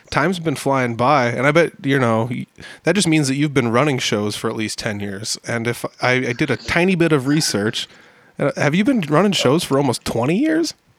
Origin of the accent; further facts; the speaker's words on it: near Algona, Iowa, United States; it's only 20, 30 minute car ride for me uh, from my hometown